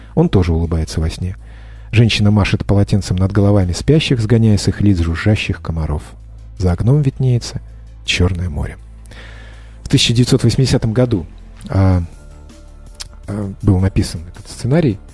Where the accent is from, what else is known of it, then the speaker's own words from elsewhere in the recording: Georgia; я грузин